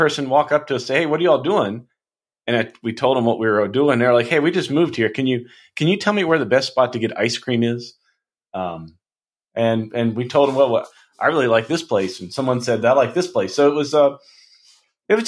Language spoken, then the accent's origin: English; St. Albans, West Virginia, United States; now in Minneapolis, United States; my hometown, you know, St. Albans, West Virginia